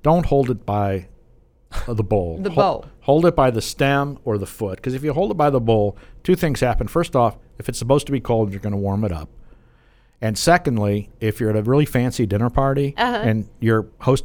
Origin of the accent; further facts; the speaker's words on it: Chicago, Illinois, United States; now in Texas, United States; I grew up in Chicago